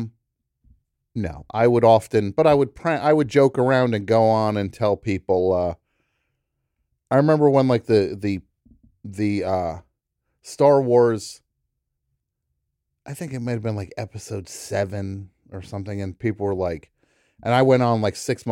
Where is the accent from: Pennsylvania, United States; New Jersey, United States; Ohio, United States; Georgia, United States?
New Jersey, United States; I'm from New Jersey